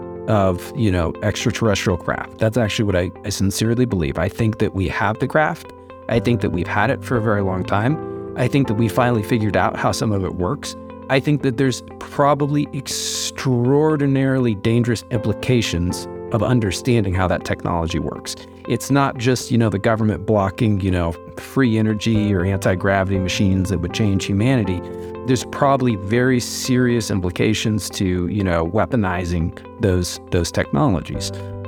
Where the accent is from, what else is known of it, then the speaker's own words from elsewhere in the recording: Midwest, United States; I started trading. I grew up in the Midwest in the United States.